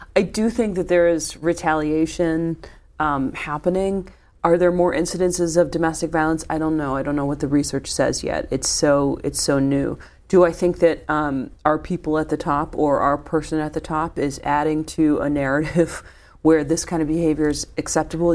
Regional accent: Midwest, United States; I'm a Midwesterner

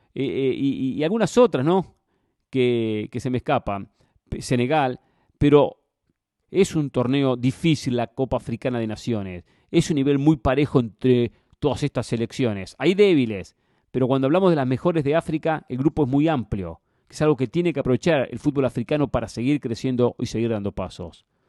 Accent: Argentina; como argentino

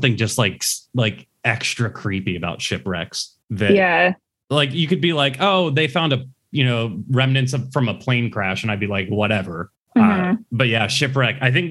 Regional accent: Pittsburgh, Pennsylvania, United States; I grew up in Pittsburgh. I'm still in Pittsburgh.

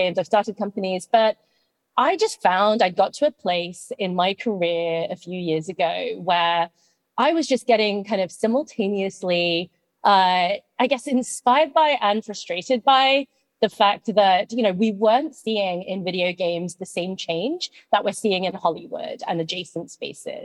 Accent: United Kingdom; moved away as an adult; now in United States; as you can tell from my accent, I grew up in the UK

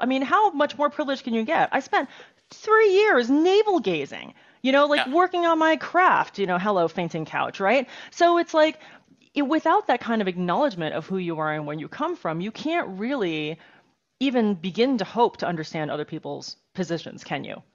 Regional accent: United States; born or raised there; also born or lived in Taiwan

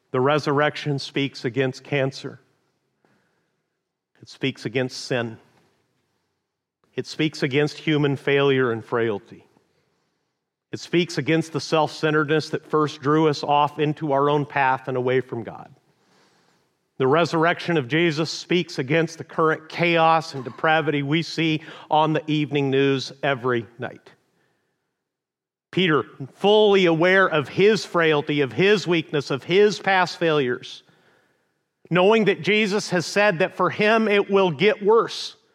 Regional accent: northern Mexico, Mexico; also born or lived in Amarillo, Texas, United States; I was born in the panhandle of Texas, but raised in northern Mexico.

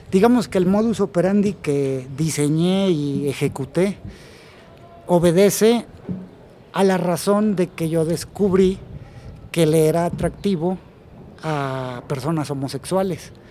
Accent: Tampico, Tamaulipas, Mexico; yo soy originario de provincia, soy de Tampico, Tamaulipas.

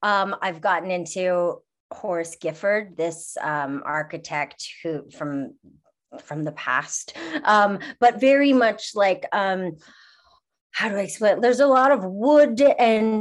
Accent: Montreal, Quebec, Canada; also born or lived in Toronto; now in Los Angeles, United States; I'm from Montreal originally, and I lived in Toronto

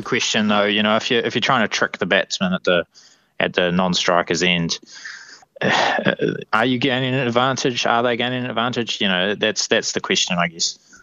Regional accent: Wellington, New Zealand; we're from Wellington

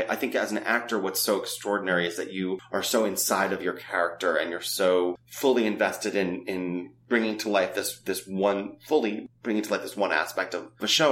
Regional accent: New York, United States; growing up in New York

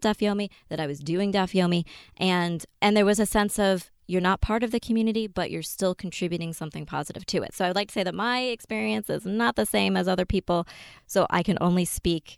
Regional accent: Western Massachusetts, United States; I grew up in Western Massachusetts

